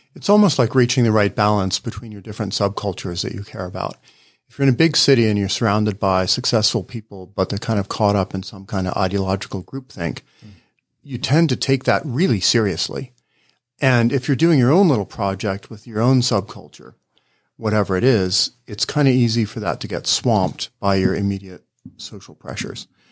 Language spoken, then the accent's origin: English; Ohio, United States; I grew up in Ohio, so there's a kind of Midwestern norm